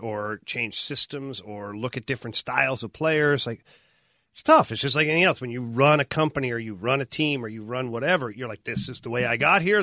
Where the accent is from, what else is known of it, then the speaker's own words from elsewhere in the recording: Canada; now in United States; I know I'm Canadian